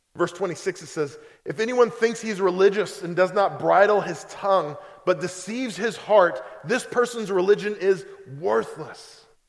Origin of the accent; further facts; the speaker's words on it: Oklahoma, United States; moved away; I'm from Oklahoma